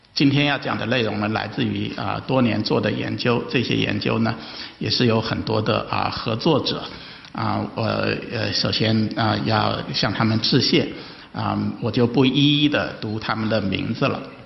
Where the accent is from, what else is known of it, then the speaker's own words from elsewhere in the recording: China; 我有幸呢是，呃，代表中国的，呃，这个学者参加那个专家组